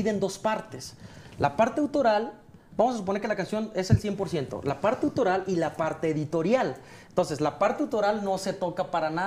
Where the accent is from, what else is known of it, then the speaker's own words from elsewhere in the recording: Mazatlán, Sinaloa, Mexico; yo soy sinaloense, soy mazatleco